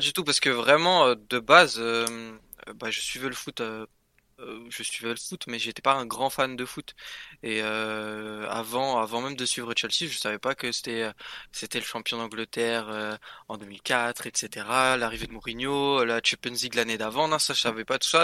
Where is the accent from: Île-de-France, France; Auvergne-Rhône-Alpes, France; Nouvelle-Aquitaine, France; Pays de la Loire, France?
Île-de-France, France; Paris; je suis parisien en soi